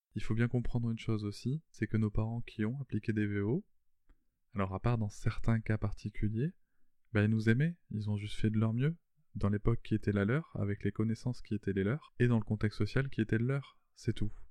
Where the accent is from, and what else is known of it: France